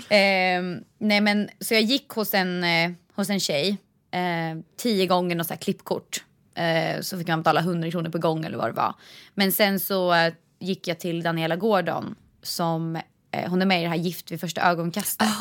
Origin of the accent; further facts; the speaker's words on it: Vingåker, Södermanland, Sweden; moved away; jag kommer från Vingåker och där behöver man inte fickparkera